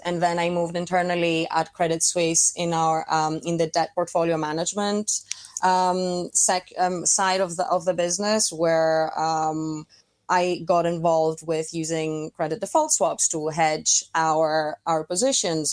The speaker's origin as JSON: {"language": "English", "town": "Athens", "region": "Attica", "country": "Greece", "tie": "born or raised there", "also_born_or_lived": "Saint Petersburg, Russia / Milan, Italy", "moved": "as an adult", "said": "I was born in Saint Petersburg, but we very quickly moved to Athens, which is, um, where I grew up."}